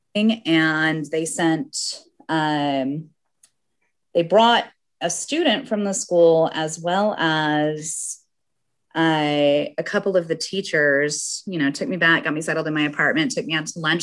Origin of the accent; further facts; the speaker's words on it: Salt Lake City, Utah, United States; moved away as an adult; also born or lived in South Korea / St. Petersburg, Russia; I grew up in Salt Lake City, Utah, where we also get snow and have mountains